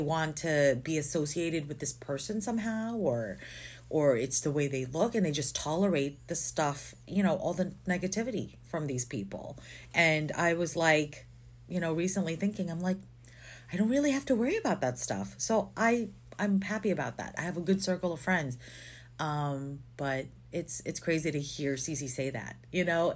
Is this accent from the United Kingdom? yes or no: no; Philippines; moved away; I grew up in the Philippines for most of my life, and I've been here forever